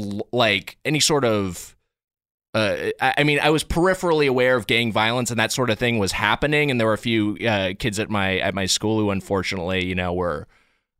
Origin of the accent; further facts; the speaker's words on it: Long Beach, California, United States; growing up in the Long Beach area and going to middle school and high school in Long Beach